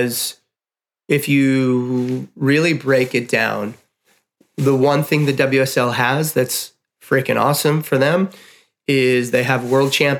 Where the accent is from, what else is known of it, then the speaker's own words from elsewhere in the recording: Chicago, Illinois, United States; as a kid growing up in Chicago